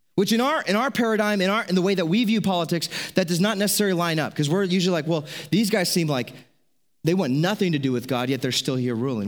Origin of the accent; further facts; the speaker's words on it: United States; As an American, As people who are American citizens